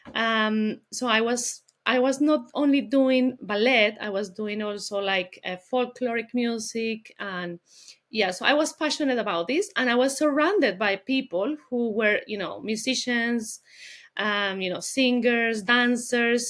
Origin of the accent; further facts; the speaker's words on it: Colombia; English is a second language; moved away as an adult; also born or lived in Bogota, Colombia; now in London, United Kingdom; I'm from Colombia. I'm originally from Colombia.